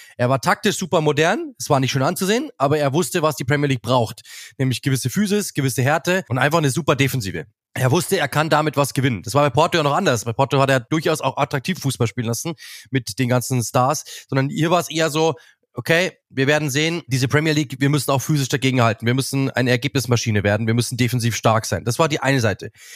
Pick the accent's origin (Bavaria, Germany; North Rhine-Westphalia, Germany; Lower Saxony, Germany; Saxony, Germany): Bavaria, Germany; Munich; ich komme aus München